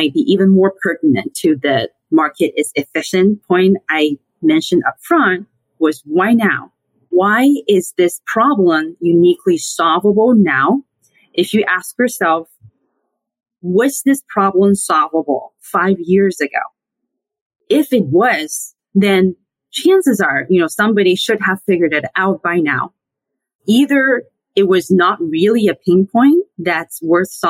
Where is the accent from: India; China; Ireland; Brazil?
China; Sichuan; moved away as an adult; now in United States; I grew up in mainland China. I hail from Sichuan, which is also hometown to giant pandas, hot pot, and Deng Xiaoping. And I came to the U.S. for graduate school about 12 years ago, and I've lived here since then